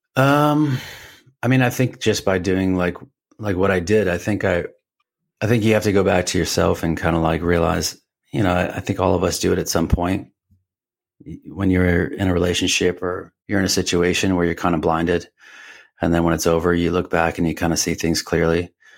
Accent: Richmond, Massachusetts, United States; moved away as an adult; also born or lived in Boston, Massachusetts; I grew up in Rich, uh, Richmond, Massachusetts. It's, it's as far western Massachusetts as you can get, uh, like on the New York border

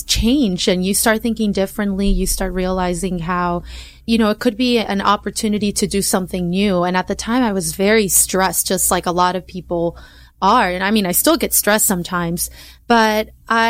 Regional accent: Long Beach, California, United States; I was raised in Long Beach, went to school there my entire life

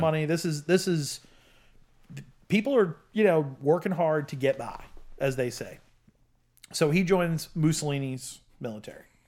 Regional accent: United States; I'm an American of Italian descent, but I'm only, uh, you know, I'm s, second generation

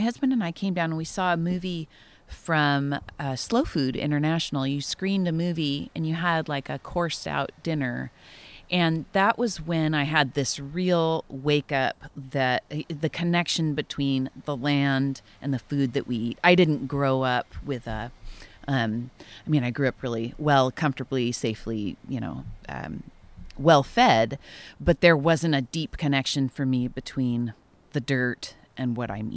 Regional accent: Central Coast, California, United States; I grew up on the Central Coast

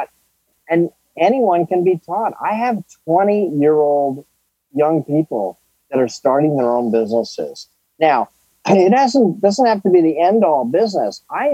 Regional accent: New Canaan, Connecticut, United States; also born or lived in Sanibel Island, Florida / Nantucket, Massachusetts; I grew up in New Canaan, Connecticut

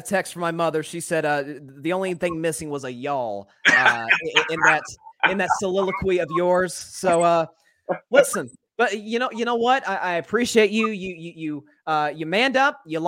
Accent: East Tennessee, United States; I'm from East Tennessee

